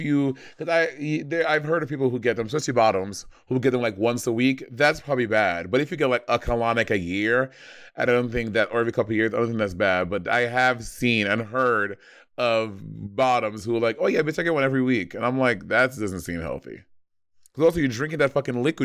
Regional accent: United States; I'm American

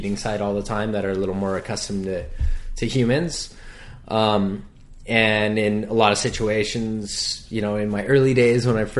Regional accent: Hawaii, United States; born or raised there

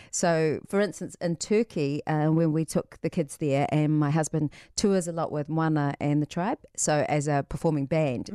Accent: New Zealand; all of us as New Zealanders, we have the voyager spirit in us

